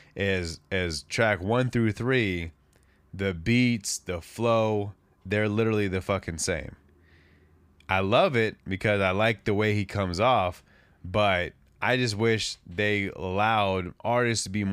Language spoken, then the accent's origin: English; West Coast, United States; I'm from the West Coast